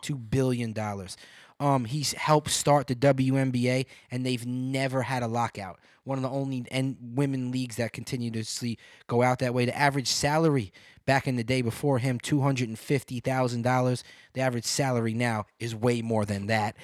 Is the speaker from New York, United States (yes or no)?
yes; New York City, New York, United States; growing up in Brooklyn